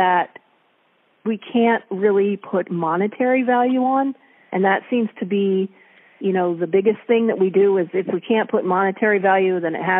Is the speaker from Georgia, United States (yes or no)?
no; Ohio, United States; now in Puget Sound, United States; I grew up in Ohio on a farm, and I was far from any ocean